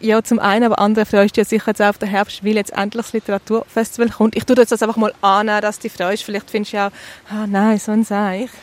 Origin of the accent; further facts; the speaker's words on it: Eastern Switzerland, Switzerland; wir kommen ja beide aus der Ostschweiz